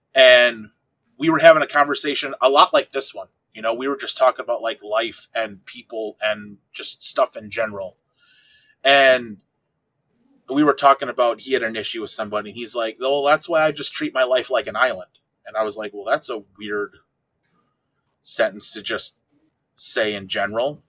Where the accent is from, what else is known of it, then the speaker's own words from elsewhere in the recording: Wisconsin, United States; I'm from a small town in Wisconsin of about 1,200 people